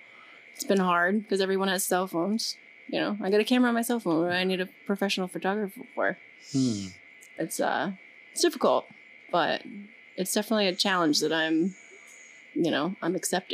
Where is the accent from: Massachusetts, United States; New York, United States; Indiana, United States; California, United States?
Massachusetts, United States; I'm from Massachusetts.